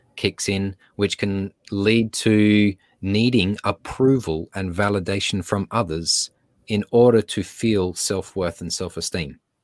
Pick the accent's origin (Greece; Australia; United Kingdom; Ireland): Australia; accent: Australian; now in Los Angeles, United States